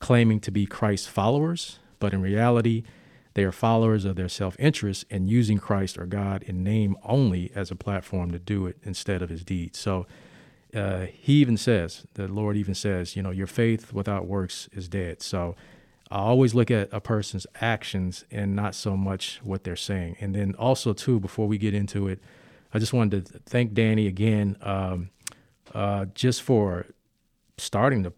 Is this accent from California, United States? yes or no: yes; Oakland, California, United States; also born or lived in Richmond, Virginia / East Orange, New Jersey; been raised most of my life in Oakland